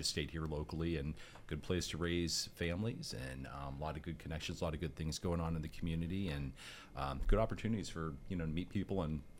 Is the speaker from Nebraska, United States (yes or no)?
no; Erie, Pennsylvania, United States; I uh, lived here my whole life. Um, I am a product of the old East High School.